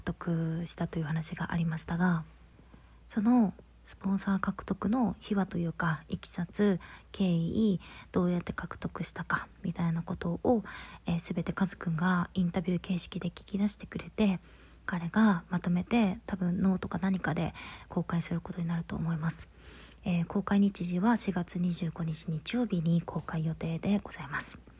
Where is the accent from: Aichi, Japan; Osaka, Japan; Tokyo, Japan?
Tokyo, Japan; moved away; 単身で東京に来ております